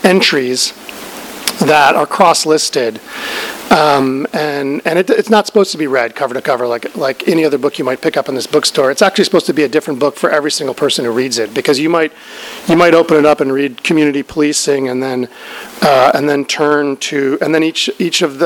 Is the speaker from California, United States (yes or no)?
no; Albuquerque, New Mexico, United States; I'm from Albuquerque